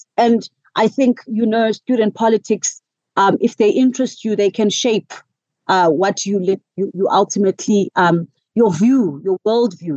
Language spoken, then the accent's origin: English; Butterworth, Eastern Cape, South Africa; also born or lived in East London, South Africa; now in Johannesburg, South Africa; It's one of the oldest towns called Butterworth. I grew up there, born and raised there